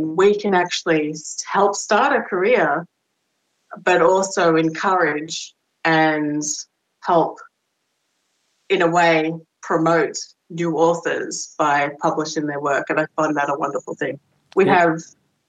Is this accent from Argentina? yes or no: no; Australia; moved away as an adult; I'm Australian